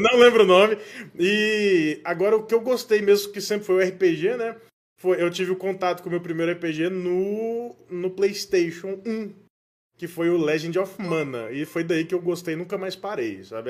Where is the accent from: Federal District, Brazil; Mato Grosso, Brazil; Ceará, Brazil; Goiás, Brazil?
Goiás, Brazil; moved away as an adult; also born or lived in São Paulo; voltei para Goiás, né, minha terra natal